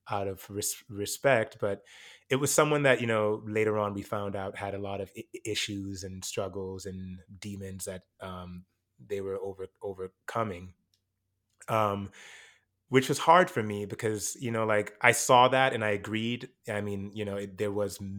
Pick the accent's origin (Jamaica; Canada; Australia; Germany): Jamaica; moved away; I came from Jamaica. I was put in a speech class